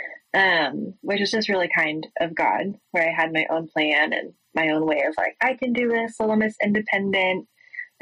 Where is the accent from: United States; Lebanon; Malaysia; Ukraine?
United States; Boulder, Colorado; moved away as an adult; now in Waco, United States; I was raised in Colorado. I grew up in Boulder